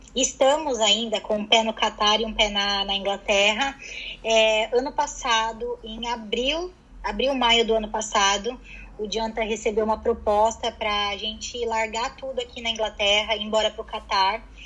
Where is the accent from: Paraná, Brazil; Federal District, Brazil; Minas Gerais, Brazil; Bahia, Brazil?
Paraná, Brazil; Curitiba; moved away as an adult; also born or lived in São Paulo; now in London, United Kingdom; A minha família saiu de São Paulo toda quando eu tinha seis anos de idade e fomos para Curitiba. E ah, tá. morei tá. em Curitiba até os meus 22 anos.